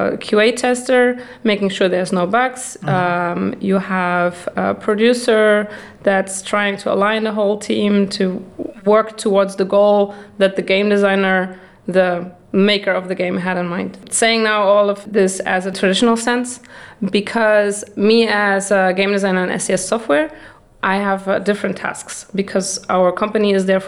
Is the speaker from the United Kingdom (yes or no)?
no; Germany; also born or lived in Netherlands; now in Prague, Czech Republic; I am from Germany originally. Then I lived for 10 years in the Netherlands